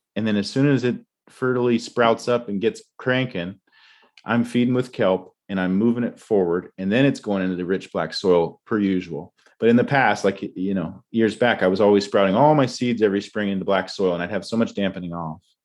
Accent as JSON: {"language": "English", "region": "Tidewater region of Virginia", "country": "United States", "tie": "born or raised there", "moved": "yes", "said": "I grew up in Tidewater region of Virginia"}